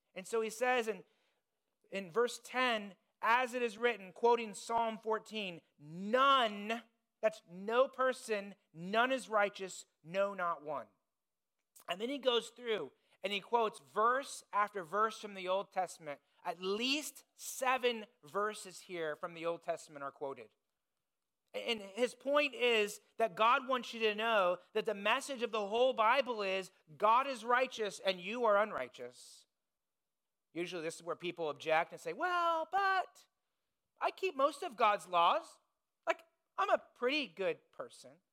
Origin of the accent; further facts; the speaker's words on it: Indiana, United States; moved away; I grew up in Indiana, it's the basketball state.